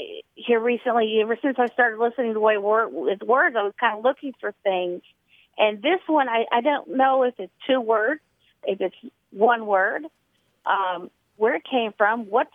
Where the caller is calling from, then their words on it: Memphis, Tennessee, United States; I'm calling from Memphis, Tennessee.